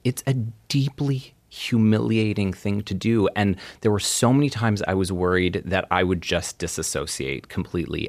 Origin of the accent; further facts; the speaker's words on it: Edmonton, Alberta, Canada; I was born in Edmonton